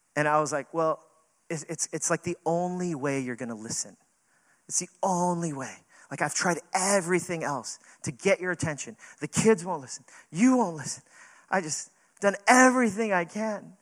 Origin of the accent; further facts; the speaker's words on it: New York City, New York, United States; we're not from California, we're New Yorkers